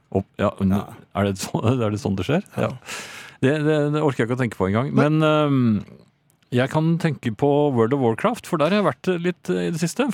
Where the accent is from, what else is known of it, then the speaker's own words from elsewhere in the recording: Norway; also born or lived in Oslo; jeg er fra Norge